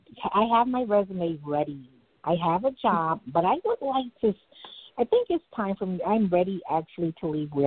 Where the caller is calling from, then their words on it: New York City, New York, United States; I'm calling from Brooklyn today.